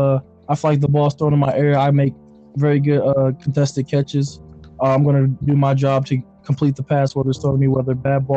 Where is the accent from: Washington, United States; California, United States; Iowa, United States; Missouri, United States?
Missouri, United States; Kansas City; Kansas City, Missouri native